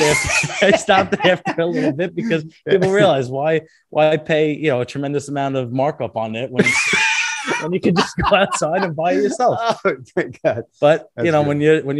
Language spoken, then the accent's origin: English; New York City, New York, United States; also born or lived in Red Bank, New Jersey; now in New Jersey, United States; Grew up in Brooklyn, New York.